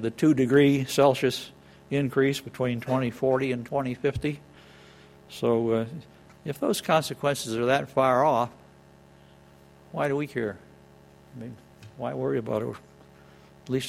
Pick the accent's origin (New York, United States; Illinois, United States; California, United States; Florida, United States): California, United States; Los Angeles; moved away; I grew up in Los Angeles, where they used to close the elementary schools when the smog got bad enough.